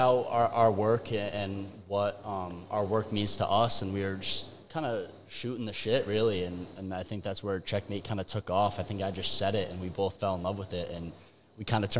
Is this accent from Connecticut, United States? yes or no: yes; Bethany, Connecticut, United States; I'm 22 years old from Bethany, Connecticut.